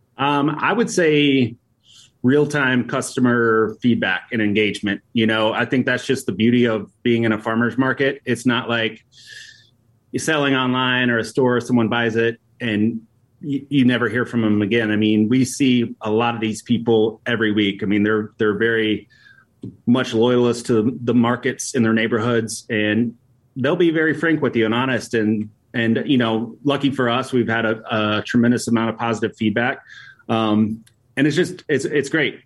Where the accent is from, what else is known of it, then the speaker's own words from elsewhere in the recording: Appalachian Mountains, United States; moved away as an adult; now in Chicago, United States; we grew up in Appalachian Mountains